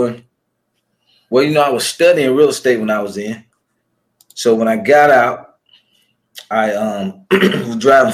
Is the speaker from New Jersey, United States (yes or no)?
no; Atlanta, Georgia, United States; I'm from Atlanta, Georgia